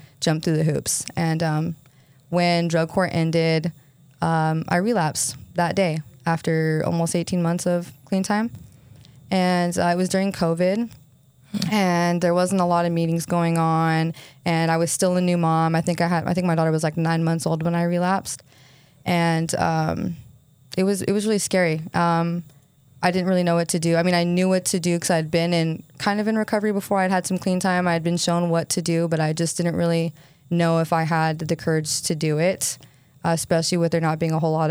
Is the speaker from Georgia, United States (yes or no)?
no; St. George, Utah, United States; I grew up here in St. George